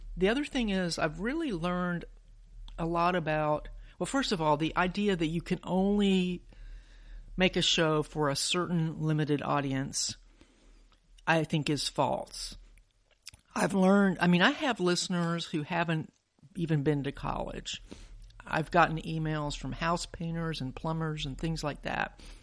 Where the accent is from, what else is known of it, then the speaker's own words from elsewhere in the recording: Huntsville, Alabama, United States; I grew up in Huntsville